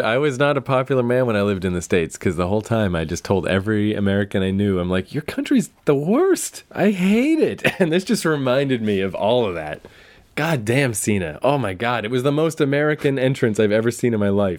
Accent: Canada; when I was a kid, I actually wished I had been born in America. I was like, I can't believe I'm Canadian

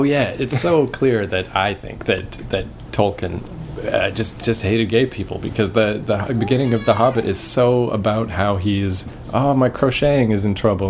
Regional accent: New Brunswick, Canada; born or raised there; moved away

